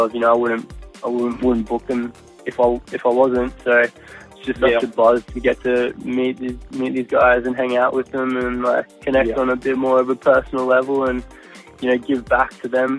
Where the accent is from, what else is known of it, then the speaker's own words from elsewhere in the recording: North Queensland, Australia; now in Brisbane, Australia; I'm from North Queensland, but I've been living in Brisbane